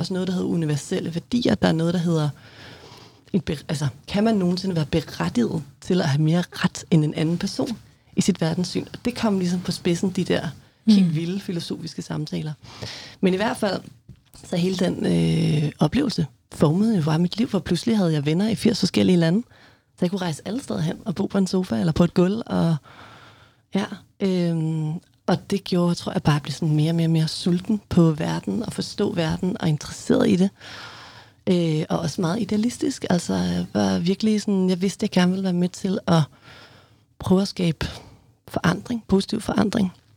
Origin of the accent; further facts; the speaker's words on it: Mårslet, Central Denmark Region, Denmark; moved away; jeg voksede op i Morslet, hedder det, som er, var i hvert fald en lille landsby syd for Morslet